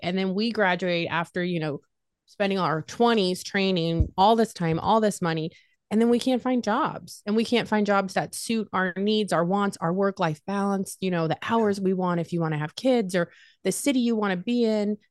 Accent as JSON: {"language": "English", "town": "Las Vegas", "region": "Nevada", "country": "United States", "tie": "born or raised there", "moved": "as an adult", "lives_now": "Ohio, United States", "said": "born and raised in Las Vegas. Uh, moved to Ohio"}